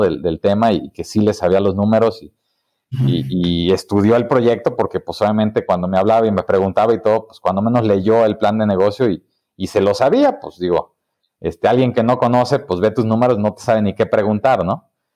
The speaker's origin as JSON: {"language": "Spanish", "country": "Mexico", "also_born_or_lived": "Guadalajara", "said": "somos los emprendedores mexicanos"}